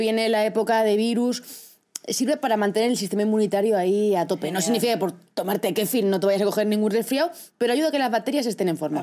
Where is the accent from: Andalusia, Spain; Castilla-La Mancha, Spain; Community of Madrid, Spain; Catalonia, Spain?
Castilla-La Mancha, Spain; soy de Castilla-La Mancha y allí somos productores